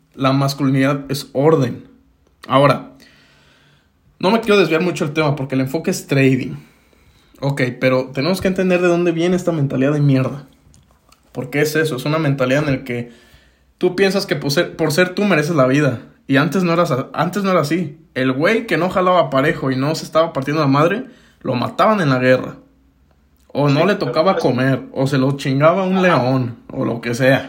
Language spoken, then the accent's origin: Spanish; Mexico; acá en México